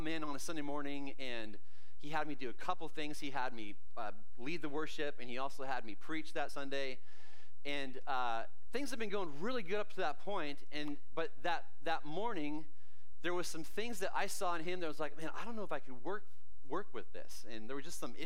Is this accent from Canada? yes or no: yes; Canada; I grew up in Canada